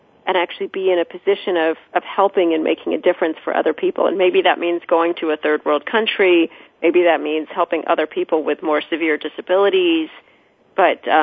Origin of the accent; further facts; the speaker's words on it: United States; also born or lived in Oxford, England; being Americans